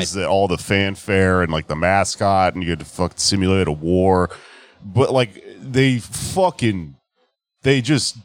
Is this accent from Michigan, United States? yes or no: no; Texas, United States; I'm from Texas. We had the Houston Texans